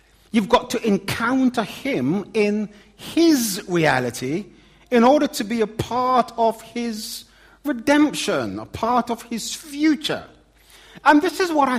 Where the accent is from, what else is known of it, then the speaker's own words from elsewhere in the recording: London, United Kingdom; accent: Cockney; my Cockney accent